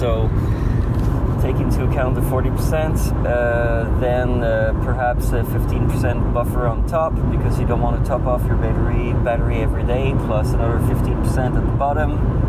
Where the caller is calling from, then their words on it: Montreal, Quebec, Canada; I'm calling from the Montreal area in Quebec, Canada.